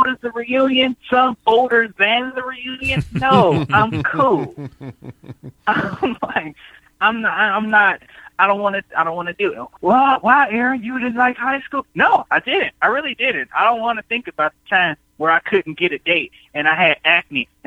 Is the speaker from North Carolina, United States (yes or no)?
no; Chicago, Illinois, United States; moved away as an adult; I'm born and raised in Chicago, And I moved out of Chicago